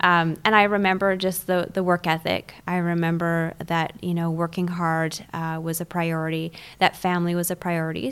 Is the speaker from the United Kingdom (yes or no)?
no; Canada; also born or lived in Toronto; So I am Canadian, I was born in a city called Toronto